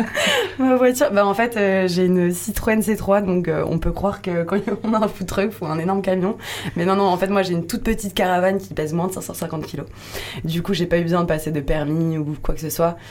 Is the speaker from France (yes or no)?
yes; Lyon, Auvergne-Rhône-Alpes, France; moved away as an adult; now in Landes, France; je suis de Lyon de base